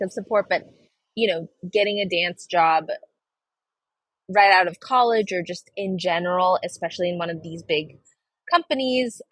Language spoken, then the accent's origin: English; Seattle, Washington, United States; also born or lived in India; now in New York City, United States; I grew up in Seattle, Washington, in a predominantly white community